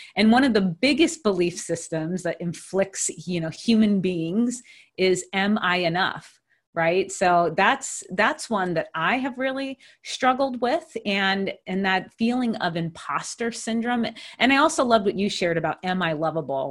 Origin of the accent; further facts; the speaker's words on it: Hawaii, United States; moved away as an adult; also born or lived in Pittsburgh, Pennsylvania; I grew up in Hawaii